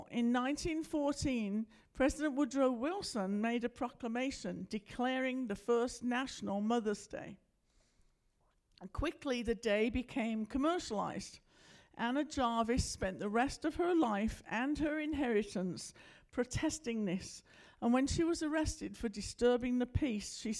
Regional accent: United Kingdom; moved away as an adult; now in United States; I'm from Britain, you may have figured that out by now, that's why I talk funny.

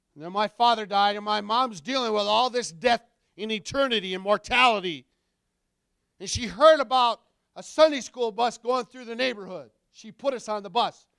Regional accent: Wayland, Michigan, United States; moved away as an adult; also born or lived in Dorr, Michigan / Missouri; now in Minnesota, United States; Born and raised in Wayland.

